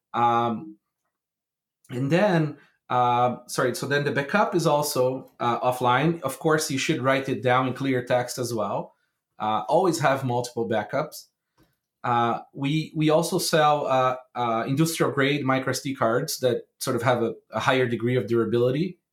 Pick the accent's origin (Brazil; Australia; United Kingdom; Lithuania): Brazil; I grew up in Brazil.